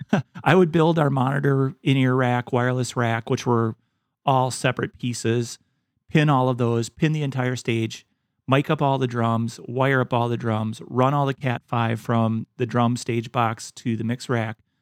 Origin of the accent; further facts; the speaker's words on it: Wisconsin, United States; my home state of Wisconsin